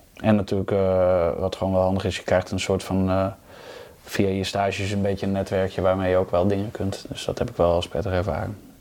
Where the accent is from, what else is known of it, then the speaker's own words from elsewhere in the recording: Hoogeveen, Drenthe, Netherlands; ik kom oorspronkelijk uit Hogeveen, dus ik speelde bij VV De Weide